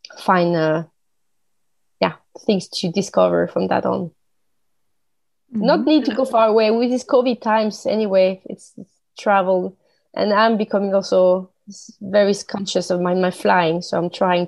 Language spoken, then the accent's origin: English; France; English is a second language; moved away as an adult; now in Sweden; I born and raised in France, living in Sweden now for many years